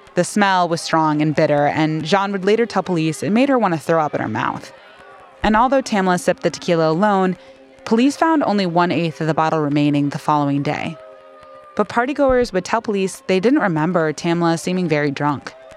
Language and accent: English; Atlanta, Georgia, United States; I lived in Atlanta. I was born in Atlanta